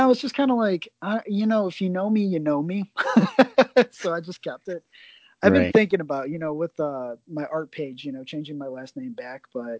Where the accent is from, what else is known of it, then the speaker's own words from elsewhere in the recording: Chicago, Illinois, United States; But I am from Chicago, not the suburbs. All right. I'm from the city.